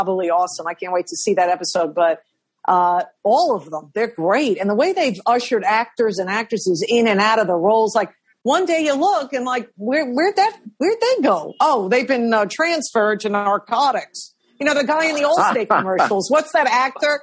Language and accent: English; New York City, New York, United States; I was born in Manhattan Hospital